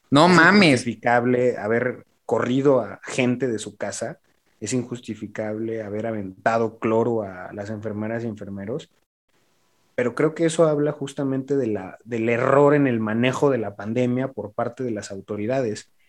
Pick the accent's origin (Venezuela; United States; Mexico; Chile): Mexico